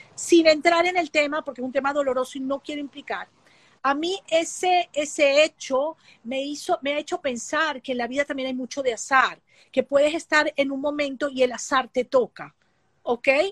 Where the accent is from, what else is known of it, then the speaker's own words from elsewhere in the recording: Venezuela; estoy en mi país